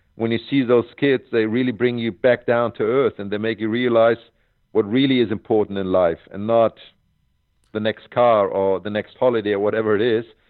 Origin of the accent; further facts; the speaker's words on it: Hamburg, Germany; Hamburg at my hometown tournament was the most important for me because I went there as a seven year old kid